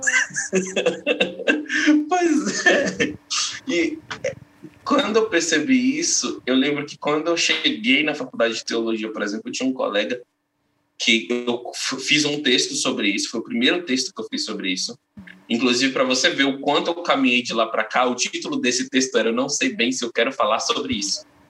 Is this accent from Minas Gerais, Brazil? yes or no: yes; northern Minas Gerais, Brazil; moved away; lá da minha cidade natal, lá no norte de Minas, né, no interior de Minas